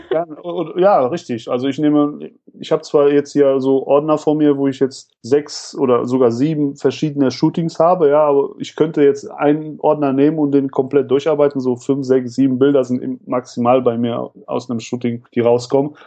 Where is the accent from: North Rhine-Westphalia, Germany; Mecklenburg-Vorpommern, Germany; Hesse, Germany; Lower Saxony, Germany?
North Rhine-Westphalia, Germany; Radevormwald; aus Rade vom Wald